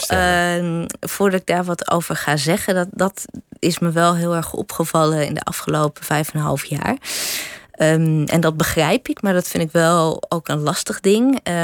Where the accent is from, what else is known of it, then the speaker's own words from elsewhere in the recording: Drenthe, Netherlands; ik ben opgegroeid in Drenthe.